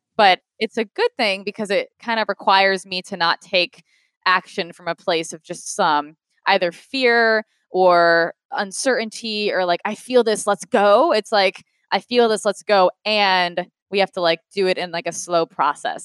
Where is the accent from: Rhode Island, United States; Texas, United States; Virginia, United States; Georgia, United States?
Rhode Island, United States; moved away as an adult; now in Los Angeles, United States; Rhode Island, so smallest state